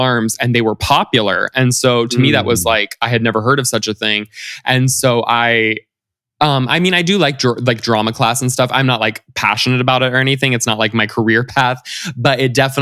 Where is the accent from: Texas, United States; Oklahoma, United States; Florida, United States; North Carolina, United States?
Florida, United States; Central; moved away as an adult; also born or lived in the South (US); now in Los Angeles, United States; I grew up kind of all over the South when I was younger, but we kind of settled, my family and I settled in Florida, in kind of like Central Florida, close to the beach, but also close to Orlando. And, you know, that's kind of where I came of age, went to high school, college, et cetera